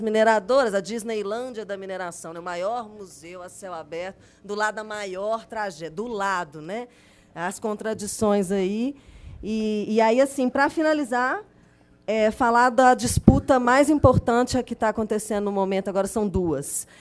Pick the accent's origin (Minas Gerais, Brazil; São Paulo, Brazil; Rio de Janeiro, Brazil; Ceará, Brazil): Minas Gerais, Brazil; Belo Horizonte; now in Brumadinho, Brazil; eu nasci em Belo Horizonte e fiz jornalismo